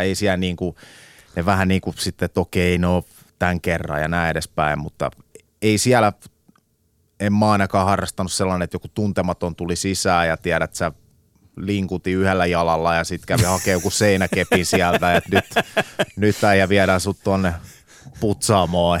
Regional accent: Finland; moved away; also born or lived in England; mä muutin takas Suomeen

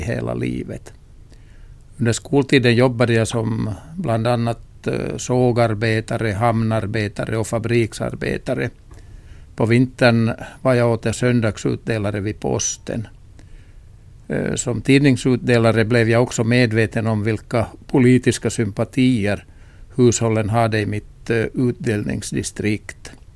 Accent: Kokkola, Central Ostrobothnia, Finland; i min hemstad Gamla Karleby

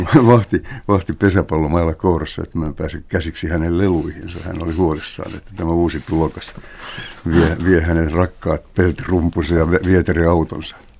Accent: Helsinki, Uusimaa, Finland; kotikulmillani Kalliossa. Mulla oli jonkinnäköinen napanuora kotiini

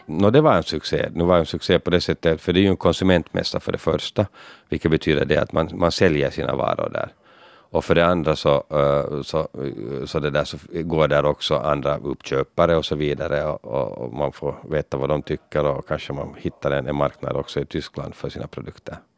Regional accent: Finland; Så man var väldigt stolt att vara finländare där

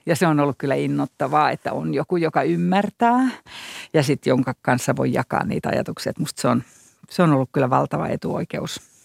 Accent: Iisalmi, North Savo, Finland; also born or lived in Jyväskylä / Berlin; now in Helsinki, Finland; no kun mä oon sieltä Iisalmesta kotoisin, niin sehän on Juhani Ahon kaupunki

